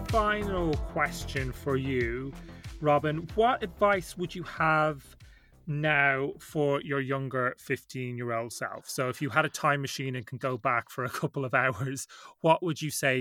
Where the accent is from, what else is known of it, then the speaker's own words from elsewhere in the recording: Ireland; growing up in Ireland